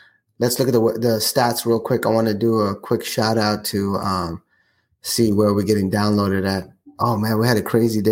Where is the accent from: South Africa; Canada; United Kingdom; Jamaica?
South Africa; moved away; my home country, South Africa